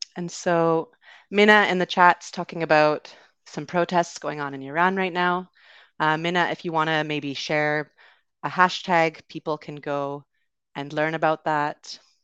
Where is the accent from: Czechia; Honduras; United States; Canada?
Canada; accent: Canadian; also born or lived in United Kingdom; So I am from Canada, but I also lived in the U K for a bit. But you will be hearing a Canadian accent, uh, today